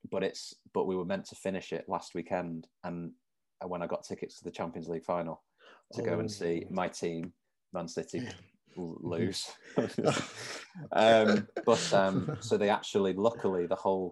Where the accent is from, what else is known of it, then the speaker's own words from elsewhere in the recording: Manchester, North West England, United Kingdom; I've lived here all my life